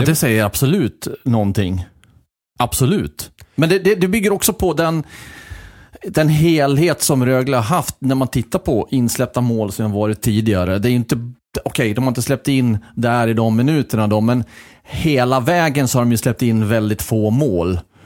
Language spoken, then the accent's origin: Swedish; Fagersta, Västmanland, Sweden; jag är uppväxt i Fagersta, en liten så här håla i norra Västmanland